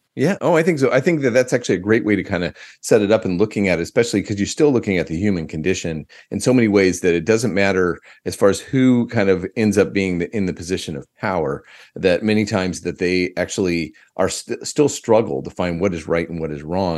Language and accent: English; United States; now in Australia; I am from an American background